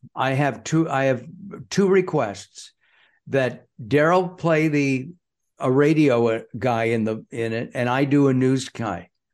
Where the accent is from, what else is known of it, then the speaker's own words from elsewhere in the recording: Los Angeles, California, United States; while I was a kid growing up in the San Fernando Valley